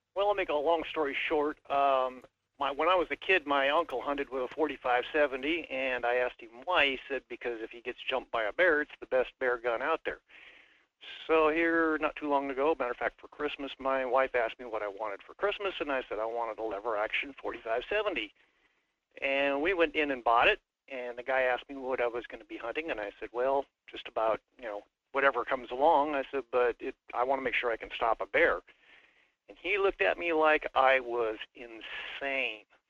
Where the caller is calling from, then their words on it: Wasilla, Alaska, United States; I'm calling from Watsilla